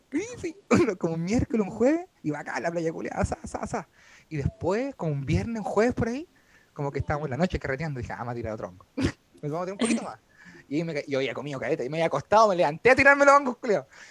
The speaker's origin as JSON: {"language": "Spanish", "town": "San Bernardo", "region": "Santiago Metropolitan Region", "country": "Chile", "moved": "as an adult", "lives_now": "Ñuñoa, Chile", "said": "Básicamente vivo en una embajada de San Bernardo en Ñuñoa. Soy como canciller de San Bernardo, pero en Ñuñoa"}